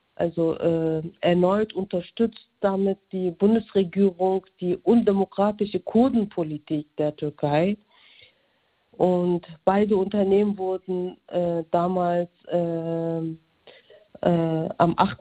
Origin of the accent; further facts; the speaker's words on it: Germany; Aus vierten, vierten Generation bin ich aus Deutschland